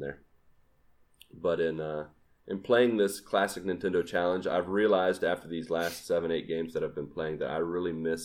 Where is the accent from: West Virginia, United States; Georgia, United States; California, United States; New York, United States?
West Virginia, United States; Grafton; moved away; growing up in Grafton, West Virginia